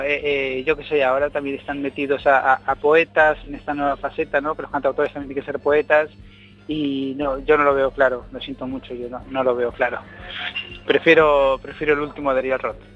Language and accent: Spanish; Argentina; also born or lived in A Coruña, Spain; now in Madrid, Spain; Yo soy argentino